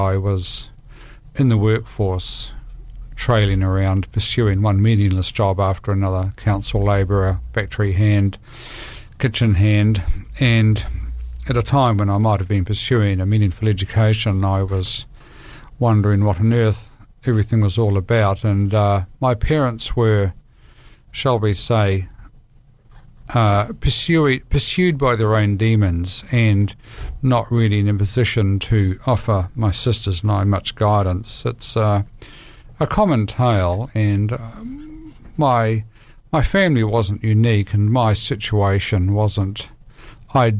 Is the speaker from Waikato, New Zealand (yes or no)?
no; Palmerston North, Manawatū-Whanganui, New Zealand; I was born in Palmerston North, and I grew up in a family which was loving